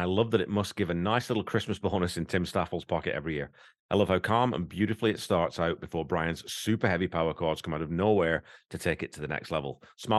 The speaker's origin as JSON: {"language": "English", "country": "Canada", "said": "I'm a Canadian as well, you know, people. I do have my Canadian passport, you know, even though I've got this stupid accent. I am a Canadian."}